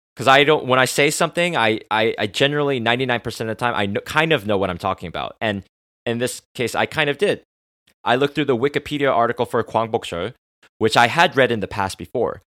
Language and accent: English; United States; I grew up in America